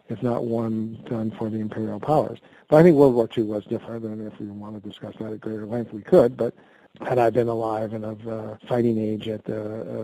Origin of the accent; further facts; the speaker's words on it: United States; I'm an American and I'm an American reporter